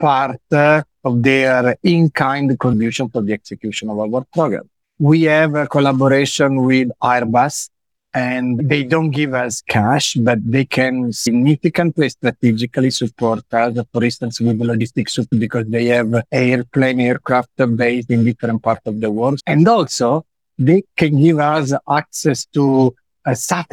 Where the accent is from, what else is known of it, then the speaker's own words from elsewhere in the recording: Lecce, Apulia, Italy; I come from Lecce